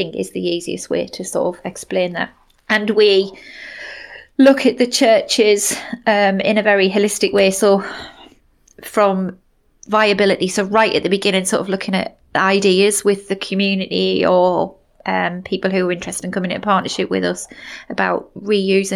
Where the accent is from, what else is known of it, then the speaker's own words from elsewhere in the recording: Somerset, South West England, United Kingdom; moved away as an adult; now in Sunderland, United Kingdom; they have since moved back to my hometown of Somerset